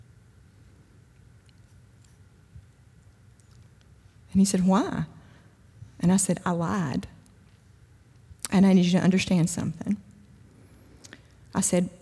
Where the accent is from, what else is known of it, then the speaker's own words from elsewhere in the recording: Kosciusko, Mississippi, United States; I'm from Kosciuszko